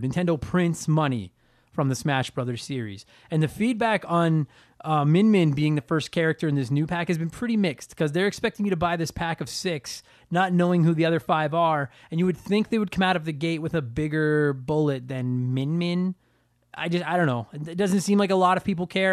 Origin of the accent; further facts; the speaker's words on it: Canada; I'm a Canadian comedian